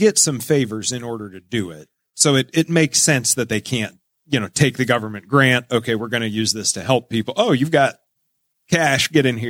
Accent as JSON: {"language": "English", "town": "New Castle", "region": "Indiana", "country": "United States", "tie": "born or raised there", "said": "I grew up in Newcastle"}